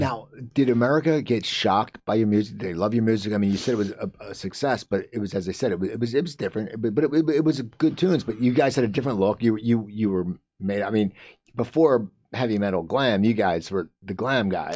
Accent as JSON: {"language": "English", "region": "New Jersey", "country": "United States", "said": "I'm from New Jersey."}